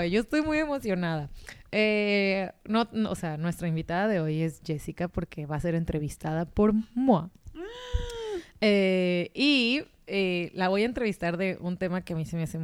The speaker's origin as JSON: {"language": "Spanish", "country": "Mexico", "said": "de México."}